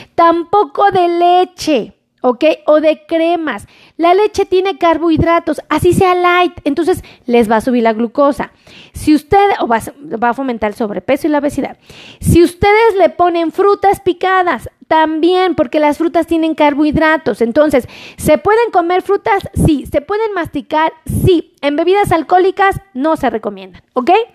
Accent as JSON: {"language": "Spanish", "country": "Mexico", "said": "todos los que somos mexicanos"}